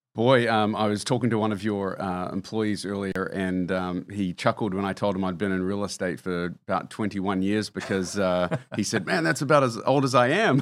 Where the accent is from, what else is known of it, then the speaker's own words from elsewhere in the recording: New Zealand; moved away as an adult; now in United States; having been born and raised in New Zealand